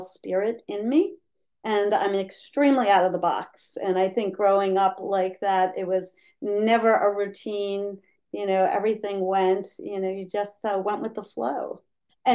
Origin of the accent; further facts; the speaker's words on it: Hudson Valley, New York, United States; moved away as an adult; also born or lived in Austria / Germany; now in Jackson Hole, United States; growing up in the Hudson Valley, I loved being on the Hudson River